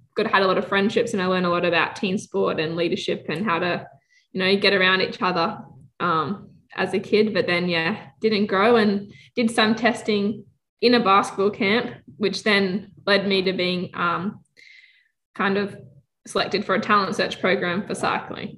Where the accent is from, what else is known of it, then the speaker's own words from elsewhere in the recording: Australia; as an Australian